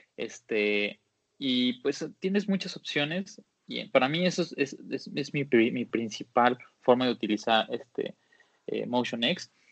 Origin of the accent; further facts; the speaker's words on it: Jalisco, Mexico; soy de Jalisco